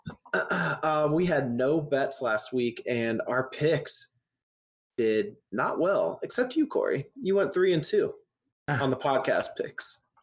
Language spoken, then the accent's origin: English; Indianapolis, Indiana, United States; I'm from Indianapolis